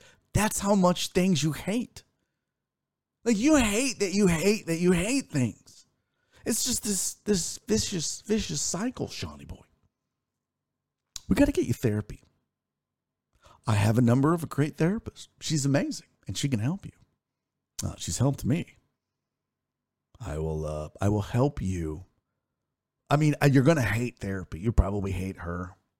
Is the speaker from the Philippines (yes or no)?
no; Canada; Because I'm Canadian, and it's kind of in our, yeah, it's in the bylaws of being a Canadian that we have to be nice.